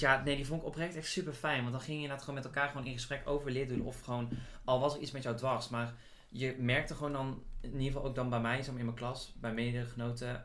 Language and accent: Dutch; Boxtel, North Brabant, Netherlands; moved away as an adult; also born or lived in Heerlen; ik weet niet of je het al hoort aan mijn stem, maar ik kom uit Brabant